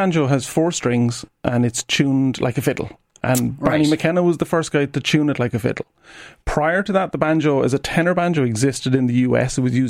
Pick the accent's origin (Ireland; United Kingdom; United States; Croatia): Ireland; being Irish